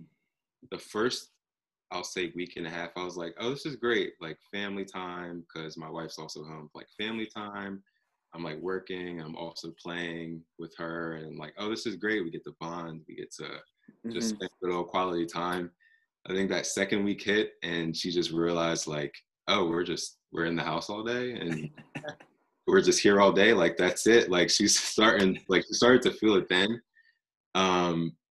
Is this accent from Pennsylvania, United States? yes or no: no; Delaware, United States; moved away as an adult; now in Maryland, United States; I'm from Delaware. Good old Delaware